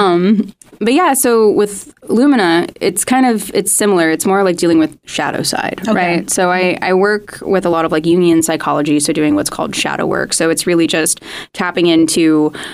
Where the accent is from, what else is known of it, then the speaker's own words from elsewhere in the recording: Missouri, United States; now in Los Angeles, United States; originally I'm from Missouri